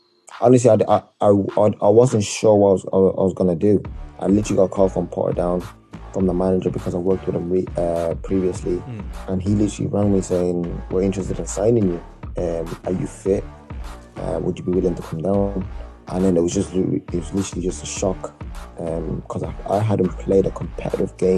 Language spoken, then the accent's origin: English; South Africa; moved away; being a South African